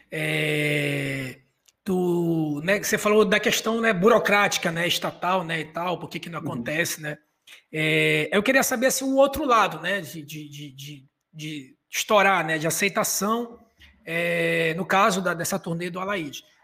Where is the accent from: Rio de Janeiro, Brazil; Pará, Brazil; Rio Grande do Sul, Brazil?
Pará, Brazil; Belém; now in Manaus, Brazil; eu não sou de Manaus, eu cheguei em Manaus em 2003, né? E aí eu sou de Belém